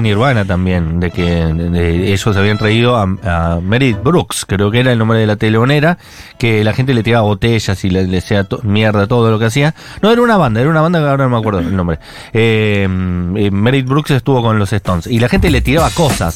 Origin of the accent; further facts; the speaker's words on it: Buenos Aires, Argentina; yo, por ejemplo, nací a dos cuadras de mi casa, donde vivo ahora, en San Cristóbal